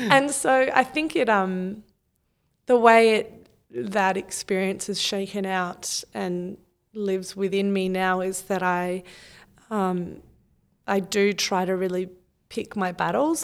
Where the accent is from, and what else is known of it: Australia